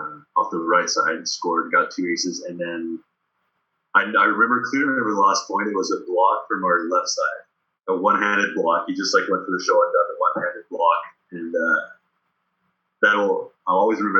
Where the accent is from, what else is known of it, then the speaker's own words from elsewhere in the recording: Sherbrooke, Quebec, Canada; accent: Quebec; moved away as an adult; also born or lived in Paris, France; when I came back to Sherbrooke around when I was 11